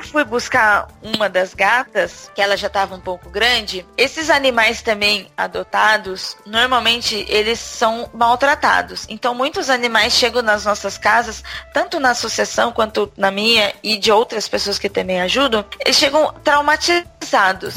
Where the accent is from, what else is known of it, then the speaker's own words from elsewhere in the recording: Brazil; now in São Paulo, Brazil; eu hoje em dia moro em São Paulo, capital, mas eu já fui do interior